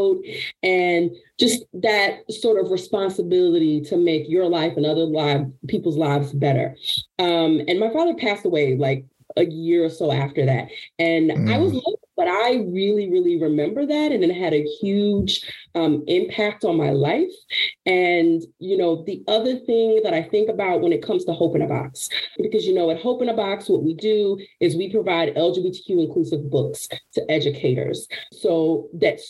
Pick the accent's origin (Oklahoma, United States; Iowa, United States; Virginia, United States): Virginia, United States; Appomattox; I was a little girl who grew up in a town called Appomattox, Virginia